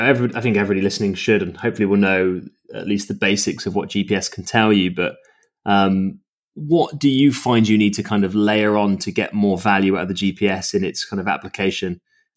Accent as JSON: {"language": "English", "country": "United Kingdom", "said": "being a Brit?"}